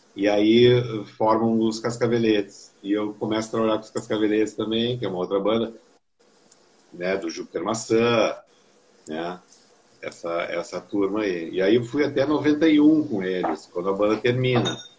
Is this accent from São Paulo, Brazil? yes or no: no; Porto Alegre, Rio Grande do Sul, Brazil; Eu nasci em Porto Alegre e meu pai, por, por função do trabalho, foi para o interior. E eu voltei para Porto Alegre em 70, eu nasci em 64, voltei 10 anos depois, 74